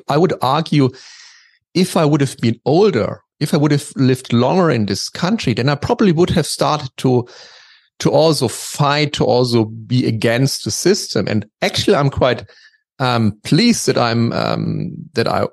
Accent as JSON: {"language": "English", "town": "Dresden", "region": "Saxony", "country": "Germany", "tie": "born or raised there", "said": "I grew up in Dresden, which is basically on the eastern part of Germany."}